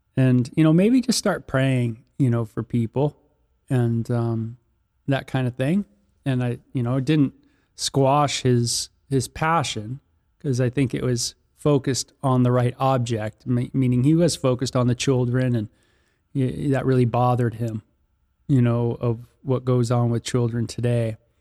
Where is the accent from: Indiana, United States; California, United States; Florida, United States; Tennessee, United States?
California, United States; Los Angeles; growing up in Southern California and the L A area